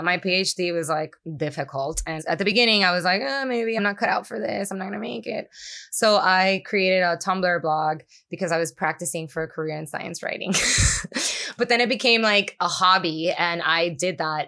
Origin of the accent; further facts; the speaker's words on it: Puerto Rico; first language Spanish; English is a second language; moved away as an adult; also born or lived in New York City; I grew up in Puerto Rico